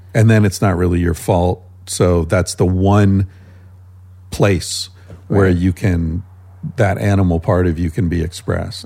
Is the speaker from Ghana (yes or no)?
no; United States; moved away as an adult; also born or lived in Spain; I lived in Spain for 25 years, pretty much my whole adult life. And uh, being back in America